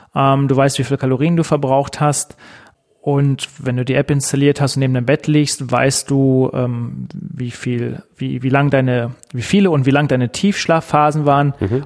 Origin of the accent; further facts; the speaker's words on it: Germany; hier bei uns in Deutschland